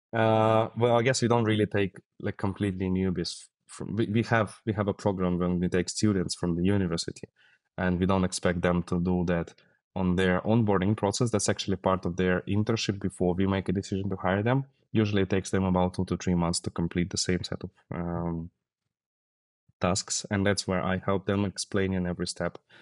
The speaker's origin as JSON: {"language": "English", "region": "Siberia", "country": "Russia", "said": "Yeah, originally I'm from Siberia, from Russia"}